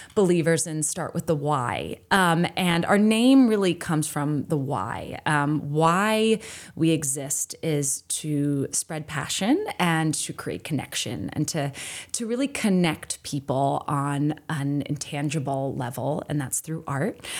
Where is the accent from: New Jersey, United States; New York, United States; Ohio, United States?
New Jersey, United States; also born or lived in Maine; now in Boston, United States; I grew up in New Jersey